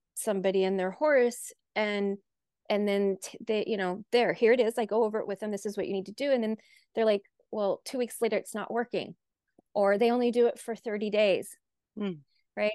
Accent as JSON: {"language": "English", "region": "North Dakota", "country": "United States", "tie": "born or raised there", "also_born_or_lived": "Tucson, Arizona", "moved": "as an adult", "said": "14 miles from my farm that I grew up on in North Dakota"}